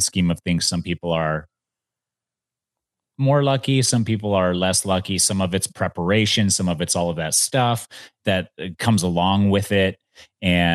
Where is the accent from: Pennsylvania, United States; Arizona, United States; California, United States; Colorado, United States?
Arizona, United States; Mesa; my hometown of Mesa, Arizona